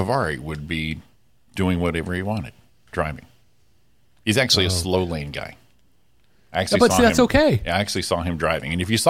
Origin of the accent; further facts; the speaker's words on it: California, United States; I realized I wasn't supposed to do it because they are used as a passing lane, but I'm from California.